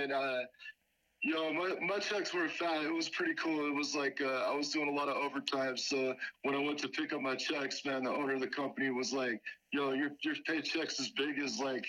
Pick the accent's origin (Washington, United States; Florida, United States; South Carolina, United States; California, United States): California, United States; Lake Arrowhead; moved away as an adult; also born or lived in Los Angeles, California; I grew up in Lake Arrowhead. The first 18 years of my life